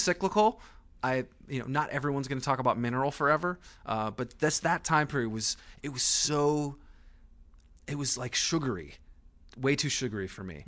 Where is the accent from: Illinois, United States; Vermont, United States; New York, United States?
Vermont, United States; I grew up in Vermont.